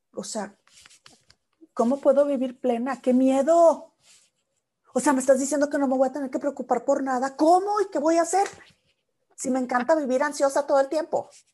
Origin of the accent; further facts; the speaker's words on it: Mexico; now in United States; como los mexicanos decimos